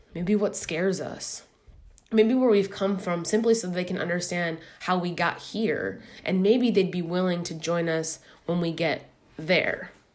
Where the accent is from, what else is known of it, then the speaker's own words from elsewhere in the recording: Midwest, United States; moved away as an adult; now in New York, United States; I'm a Midwesterner living in New York